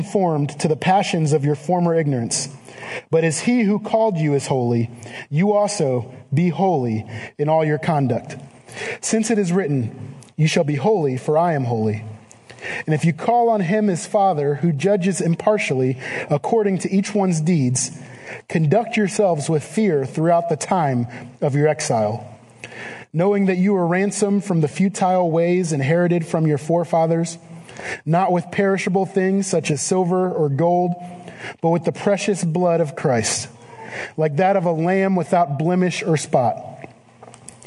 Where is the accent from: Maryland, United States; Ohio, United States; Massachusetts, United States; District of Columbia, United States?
Ohio, United States; Cleveland; I am from the Cleveland area